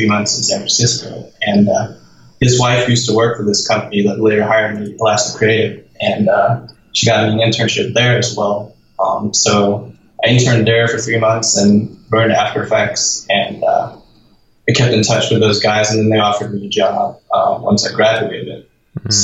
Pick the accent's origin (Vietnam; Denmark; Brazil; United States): Denmark; moved away as an adult; I'm from Denmark, and in Denmark you get money from the government to study